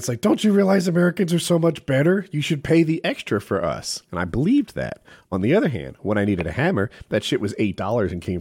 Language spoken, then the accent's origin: English; England, United Kingdom; As an Englishman